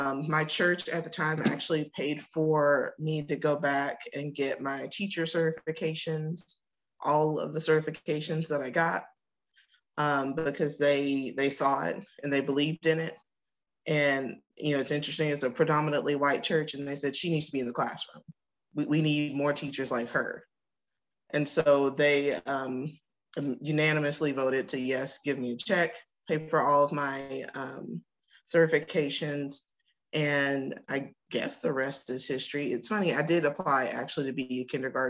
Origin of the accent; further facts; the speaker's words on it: Northeast Texas, United States; also born or lived in Waco, Texas; I grew up in Northeast Texas and moved to Waco when I started going to Baylor